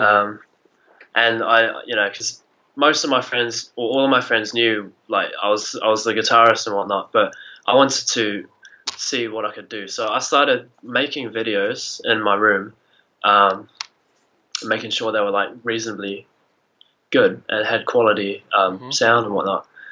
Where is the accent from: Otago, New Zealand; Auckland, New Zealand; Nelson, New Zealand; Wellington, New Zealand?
Otago, New Zealand; Oamaru; I'm from Oamaru, um, okay. s- small town, kind of uh, 14,000 people, uh, just down in the South Island of New Zealand.